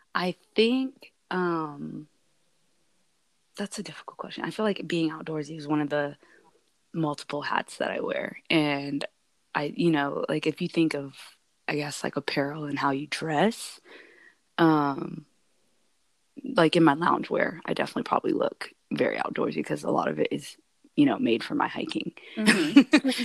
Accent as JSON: {"language": "English", "region": "Alaska", "country": "United States", "tie": "born or raised there", "said": "being born and raised in Alaska"}